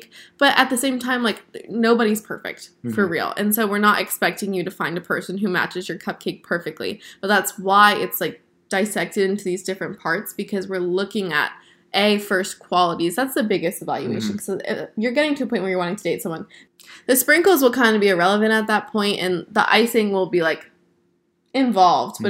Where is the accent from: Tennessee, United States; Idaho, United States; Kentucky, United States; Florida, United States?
Florida, United States; South; I grew up in South Florida.